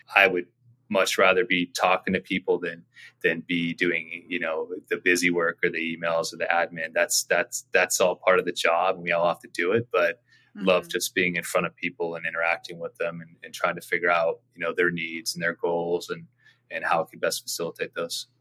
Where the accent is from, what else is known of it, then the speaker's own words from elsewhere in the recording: Orange County, California, United States; also born or lived in Laguna Beach, California; now in San Diego, United States; I grew up in Orange County, uh, born in Laguna Beach. So California native.